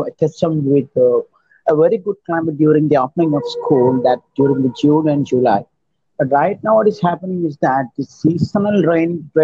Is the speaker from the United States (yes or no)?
no; Kerala, India; I'm from India, Kerala